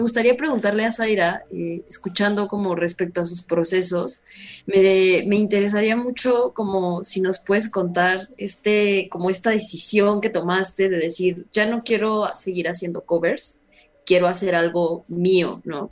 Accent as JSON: {"language": "Spanish", "country": "Mexico", "said": "así soy yo, de México para el mundo"}